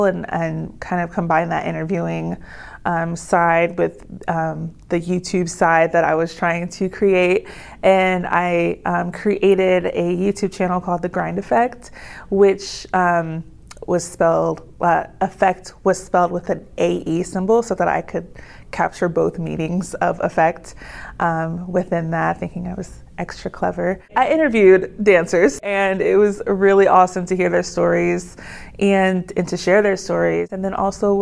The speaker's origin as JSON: {"language": "English", "town": "Pickerington", "region": "Ohio", "country": "United States", "tie": "born or raised there", "also_born_or_lived": "Las Vegas, Nevada", "moved": "as an adult", "lives_now": "Salem, United States", "said": "The exact location is called Pickerington, Ohio, which is like a rural suburb part of Columbus, Ohio"}